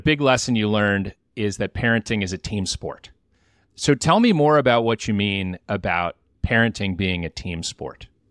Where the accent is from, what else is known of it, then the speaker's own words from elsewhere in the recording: Michigan, United States; I'm from Michigan